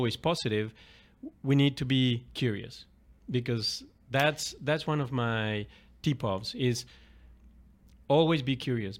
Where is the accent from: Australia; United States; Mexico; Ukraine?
Mexico; Mexico City; starting with my dad, a couple of uncles, you know, growing up in Mexico City.